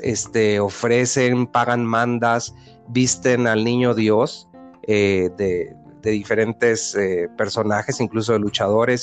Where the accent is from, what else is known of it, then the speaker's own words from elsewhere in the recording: Sonora, Mexico; now in Mexico City, Mexico; en Sonora, de donde yo soy